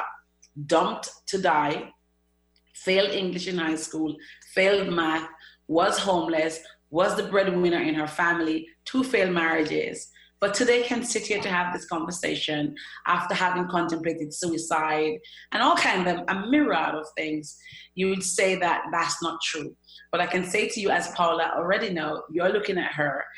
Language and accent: English; Jamaica; now in United Kingdom; I'm from Jamaica, a very little island